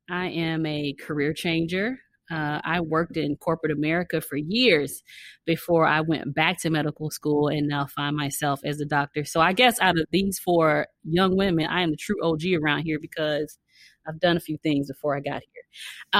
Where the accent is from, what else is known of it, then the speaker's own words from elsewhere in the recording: Chicago, Illinois, United States; Chicago, born